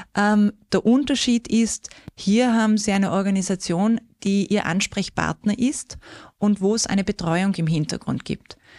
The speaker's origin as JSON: {"language": "German", "area": "South Tyrol", "region": "Trentino-Alto Adige", "country": "Italy", "also_born_or_lived": "Austria", "accent": "something western", "moved": "yes", "lives_now": "Vienna, Austria", "said": "Wer es vielleicht vom Dialekt her hört, da ist was Westliches drin. Ich komme aus Südtirol, aus den wunderschönen ähm, Bergen mit Meranerland"}